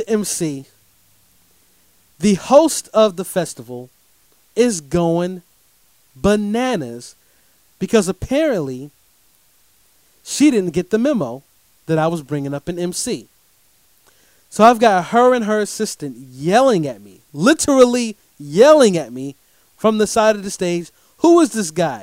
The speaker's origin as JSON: {"language": "English", "town": "Durham", "region": "North Carolina", "country": "United States", "tie": "born or raised there", "said": "I get to come back home to my city, Durham, North Carolina"}